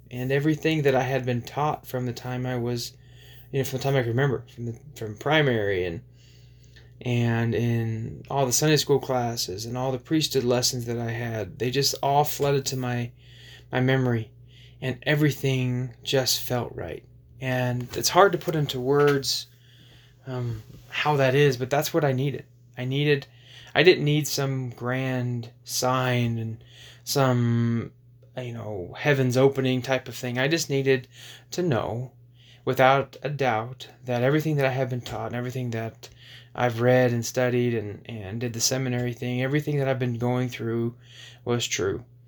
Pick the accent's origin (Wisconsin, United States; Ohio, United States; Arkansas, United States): Arkansas, United States; just outside of Little Rock; So a lot of the impactful years of my life from 12 to, to 19 happened in, in, in Arkansas, just outside of Little Rock.